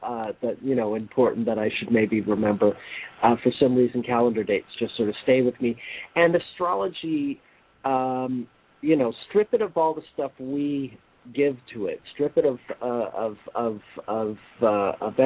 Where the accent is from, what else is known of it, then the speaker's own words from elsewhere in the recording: Montreal, Quebec, Canada; I was born and raised in Montreal, I have a Canadian passport